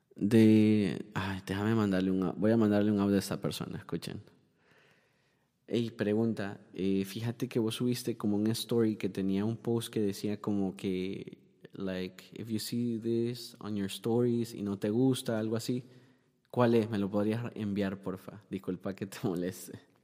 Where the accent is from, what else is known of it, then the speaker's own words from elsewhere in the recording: Honduras; now in Miami, United States; yo soy hondureño